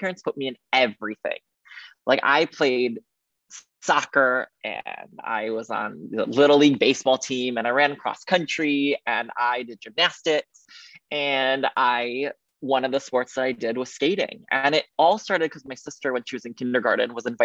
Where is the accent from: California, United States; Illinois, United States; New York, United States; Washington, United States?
Illinois, United States; Highland Park; I grew up in the Chicago area in a suburb called Highland Park